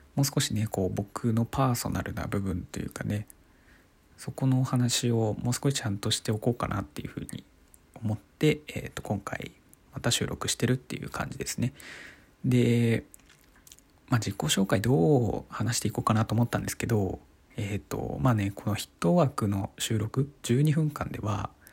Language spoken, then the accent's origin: Japanese; Iwate, Japan; 僕は生まれは岩手県ですねうんでそこから、まあ、特にねあの転勤族とかそういうわけでもなくてもうずっと岩手でまあ今というか大学まであのずっと岩手で育ってきた